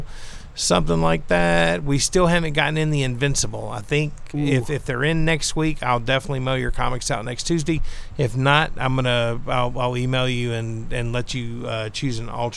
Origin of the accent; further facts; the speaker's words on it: the South, United States; It's not my first language either. I'm from the South